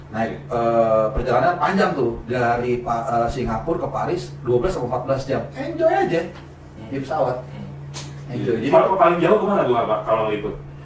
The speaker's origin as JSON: {"language": "Indonesian", "country": "Indonesia", "said": "Where you from? Indonesia."}